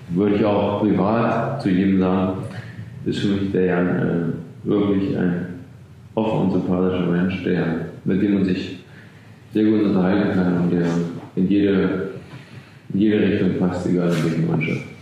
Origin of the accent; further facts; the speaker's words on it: Thuringia, Germany; also born or lived in Eschwege; Hessen, Thüringen und bin in Eschwege im Westen geboren